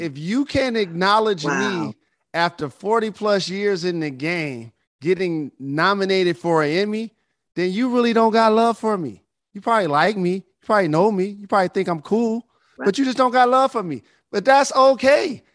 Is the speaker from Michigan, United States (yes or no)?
yes; Detroit, Michigan, United States; as someone that founded an underfunded school in my hometown of Detroit